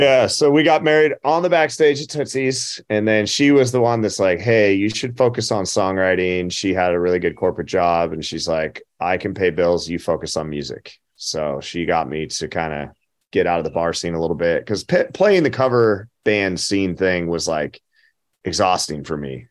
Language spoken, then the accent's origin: English; Butte, Montana, United States; now in Nashville, United States; my hometown